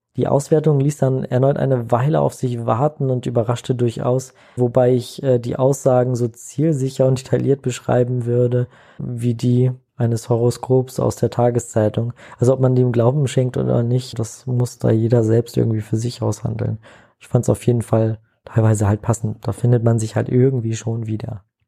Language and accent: German; Hamburg, Germany; In Hamburg aufgewachsen